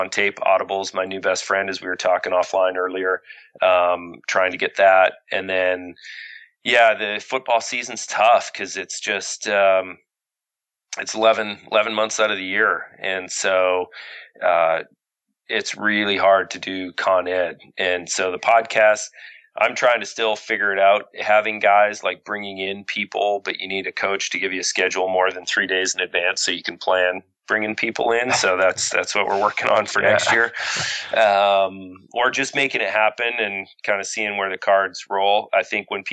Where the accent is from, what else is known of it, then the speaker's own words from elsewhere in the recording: Canada; being grown up in Canada